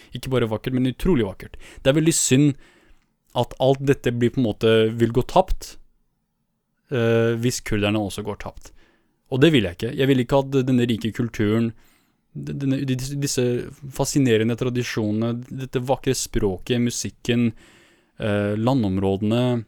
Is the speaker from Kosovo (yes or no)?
no; northern Iraq, Iraq; jeg er fra Nord-Irak